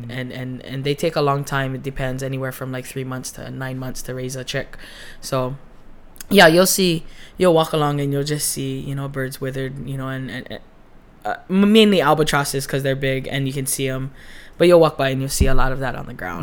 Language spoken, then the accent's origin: English; Hawaii, United States; that identity of like being Hawaiian and in science